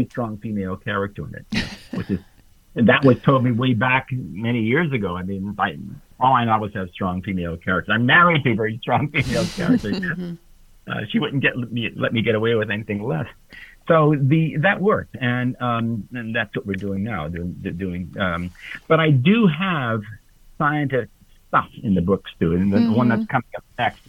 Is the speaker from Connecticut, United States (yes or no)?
yes; Hartford, Connecticut, United States; I was brought up in Hartford, Connecticut